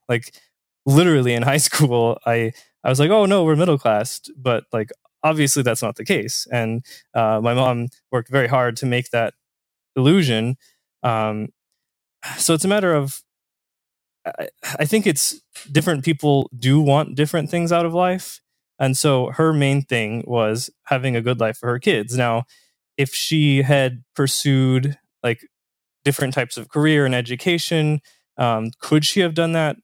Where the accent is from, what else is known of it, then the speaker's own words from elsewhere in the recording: Southern Indiana, United States; I'm from Southern Indiana myself. So, uh, small town